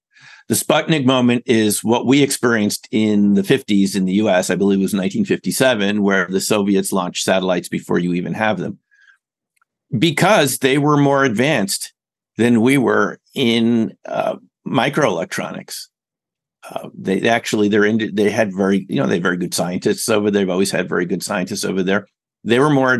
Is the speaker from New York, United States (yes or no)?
yes; New York, United States; where I grew up as a kid in New York